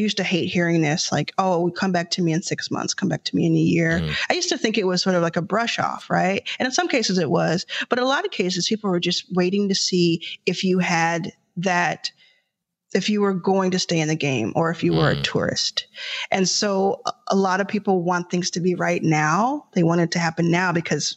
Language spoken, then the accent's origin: English; Dallas, Texas, United States; now in Los Angeles, United States; I was raised in Dallas, Texas